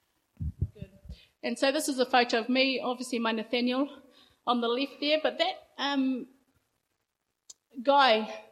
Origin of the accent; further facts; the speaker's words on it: Rotorua, Bay of Plenty, New Zealand; I grew up in Rotorua, a little town up the coast